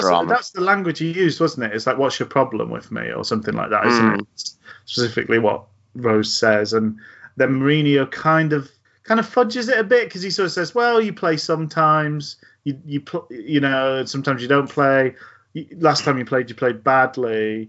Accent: Glasgow, Scotland, United Kingdom; born there; I'm well aware that I was born in Glasgow, but speak like this

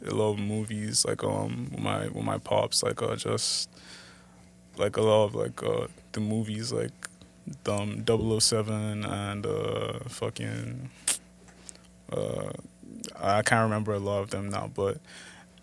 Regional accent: Abuja, Federal Capital Territory, Nigeria; also born or lived in Lagos, Nigeria; now in Toronto, Canada; I was actually born in Lagos, but like I grew up in Abuja

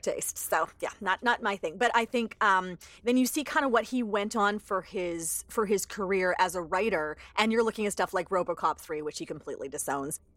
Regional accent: Alberta, Canada; my growing up in Alberta

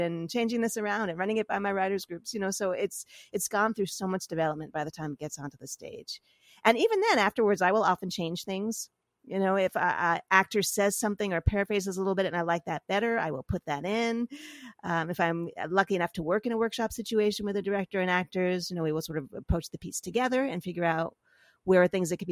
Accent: New York City, New York, United States; I grew up in New York.

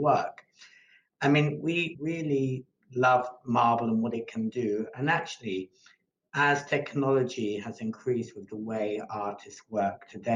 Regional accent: Malta; moved away; I came from Malta

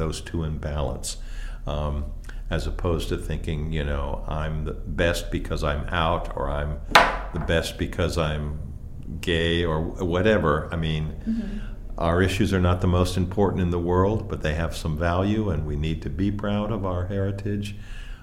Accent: Pennsylvania, United States; I grew up in Pennsylvania in sort of a small town

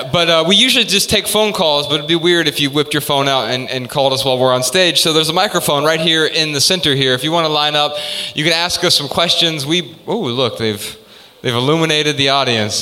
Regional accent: Dayton, Ohio, United States; we're from Dayton, Ohio

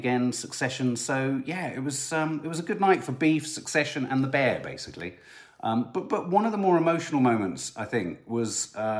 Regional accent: United Kingdom

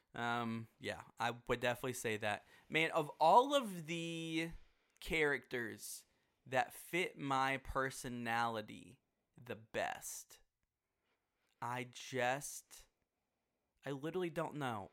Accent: Houston, Texas, United States; now in Dallas, United States; I grew up in Houston, which is in Texas

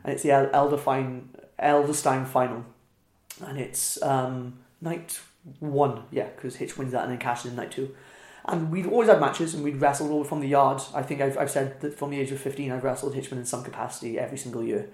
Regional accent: Wales, United Kingdom; accent: Welsh; moved away as an adult; also born or lived in Midlands; moving out of Wales to the Midlands made me realise how Welsh I was

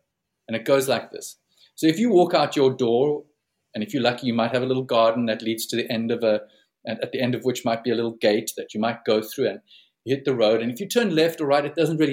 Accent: Plettenberg Bay, Western Cape, South Africa; back home in South Africa, where I'm based and where I come from

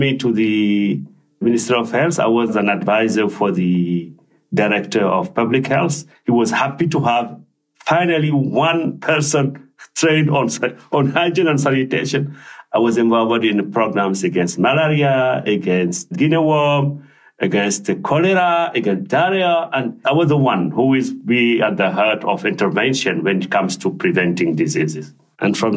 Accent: Sélibaby, Guidimaka, Mauritania; now in Switzerland; I grew up in the South Mauritania, at the border with Senegal, a region called Guédimaka, and a city called Sélibabi.

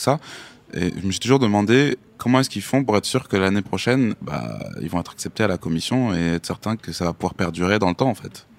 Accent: Amiens, Hauts-de-France, France; j'habite à Amiens. c'est, ça ma, région d'origine, donc c'est la Somme, le Nord maintenant, parce qu'il y a eu une fusion

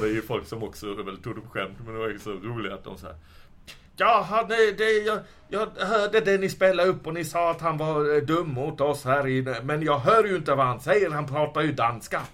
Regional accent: Lund, Skåne, Sweden; now in Malmö, Sweden; Jag är ju uppvuxen i Lund från början, men bott i Malmö i tio år drygt nu.

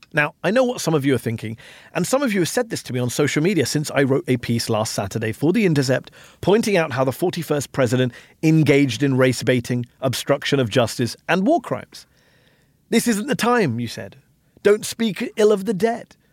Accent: United Kingdom; now in Washington, D.C., United States; as a Brit

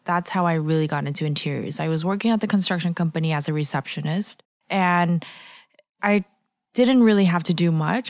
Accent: Los Angeles, California, United States; moved away as an adult; also born or lived in San Francisco; I was born and raised in Los Angeles, and I moved around a lot. I grew up in downtown L

